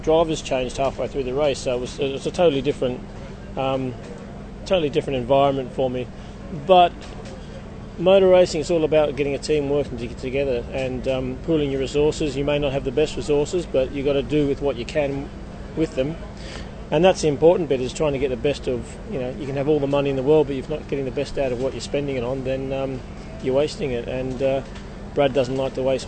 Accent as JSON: {"language": "English", "town": "Sydney", "region": "New South Wales", "country": "Australia", "tie": "born or raised there", "also_born_or_lived": "Melbourne, Australia / United Kingdom", "moved": "as an adult", "said": "I was born in Melbourne, bred up in Sydney, and then returned to Melbourne to do a refrigeration apprenticeship"}